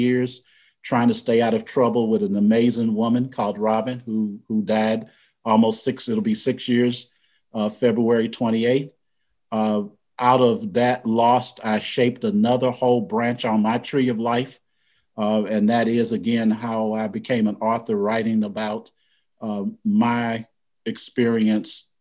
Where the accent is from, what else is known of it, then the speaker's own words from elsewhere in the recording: University City, Missouri, United States; I was born and raised in St. Louis, Missouri.